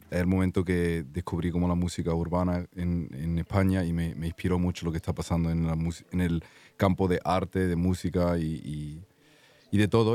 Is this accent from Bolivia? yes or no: no; Zurich, Switzerland; also born or lived in Granada, Spain; Pues, pues soy andaluz de Granada mi madre son de Granada, pero yo me he criado en Suiza, en Zúrich, así que ahí es donde estoy viviendo de momento